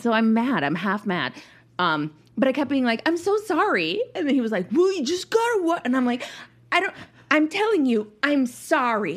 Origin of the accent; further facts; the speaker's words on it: Minnesota, United States; I'm too Minnesotan